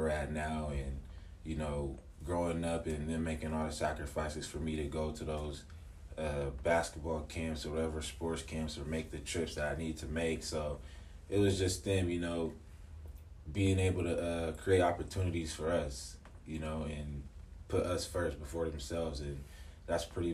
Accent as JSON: {"language": "English", "town": "Seattle", "region": "Washington", "country": "United States", "tie": "born or raised there", "said": "born and raised in Seattle, Washington"}